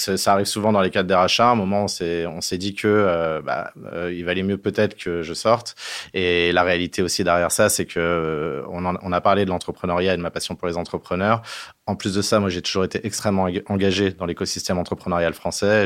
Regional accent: France; on est des Gaulois

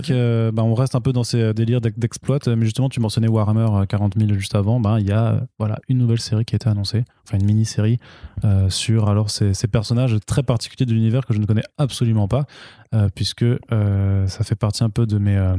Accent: France; phonétiquement, en tant que français, on va le lire Torun Grönbeck

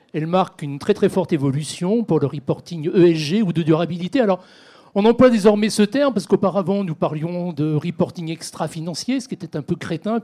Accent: France; chez nous en France

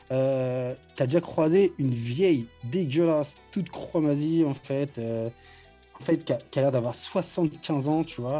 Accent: France; Je, peux, pas, connaître. Moi, je viens de, de, de la France.

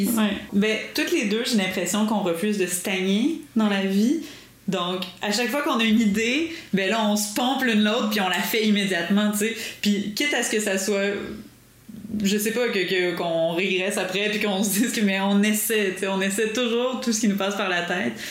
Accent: Quebec, Canada; Chez nous au Québec

